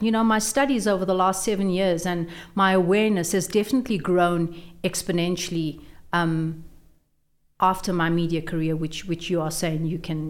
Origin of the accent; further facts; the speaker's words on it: Brits, North West, South Africa; In Brits.